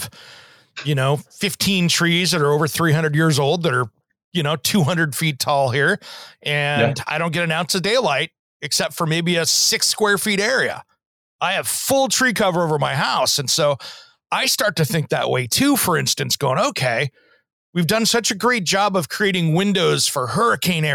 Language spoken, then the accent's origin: English; Eastern Washington, United States; I grew up in Eastern Washington